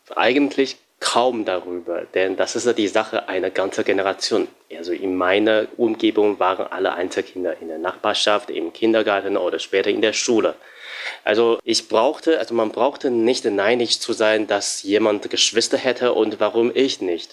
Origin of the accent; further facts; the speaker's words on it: Shanghai, China; now in Germany; ich bin 9000 Kilometer entfernt von meiner Heimat Shanghai